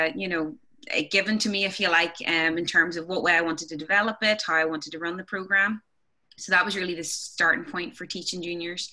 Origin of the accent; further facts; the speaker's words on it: Lurgan, Northern Ireland, United Kingdom; I am from Lurgan, which is County Armagh, Northern Ireland.